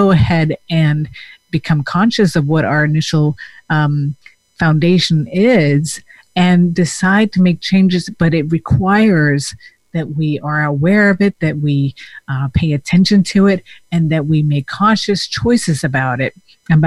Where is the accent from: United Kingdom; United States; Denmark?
Denmark; moved away as an adult; I also came from another country. So I came from Denmark, and when I was 21, I came by myself.